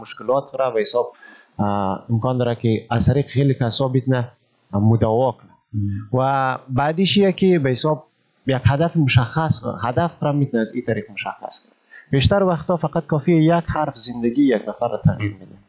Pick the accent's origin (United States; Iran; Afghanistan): Afghanistan; Malistan, Ghazni; moved away as an adult; also born or lived in Kabul, Afghanistan; now in Indonesia; ما در پلیس مالستان ولایت غزنی متولد شدم درس های ابتدایی مکتب را و تعلیمات ابتدایی را در مارستان فرا گرفتم